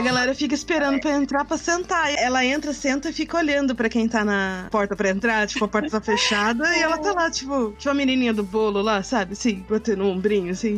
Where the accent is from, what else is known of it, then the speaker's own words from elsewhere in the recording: Mogi, Suzano, near São Paulo, Brazil; now in São Paulo, Brazil; de Mogi, de Suzano, que são perto de São Paulo, que é de onde, onde eu cresci